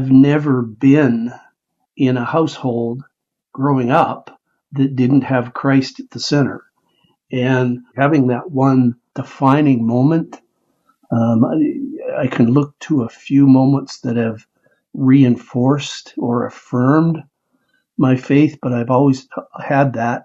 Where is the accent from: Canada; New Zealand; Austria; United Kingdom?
Canada; moved away as an adult; now in United States; I was and still am Canadian